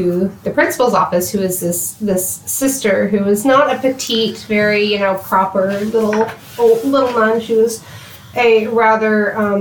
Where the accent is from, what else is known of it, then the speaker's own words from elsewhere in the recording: Oklahoma City, Oklahoma, United States; also born or lived in Colorado; I am from the Oklahoma City area. Kind of bounced while I was from east of Oklahoma City growing up